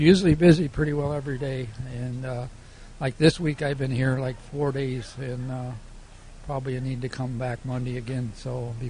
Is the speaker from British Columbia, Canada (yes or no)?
no; Malaga Mines, Nova Scotia, Canada; also born or lived in Halifax, Nova Scotia; I was born in Nova Scotia in Malaga Mines. It's the other side of Liverpool and Bridgewater.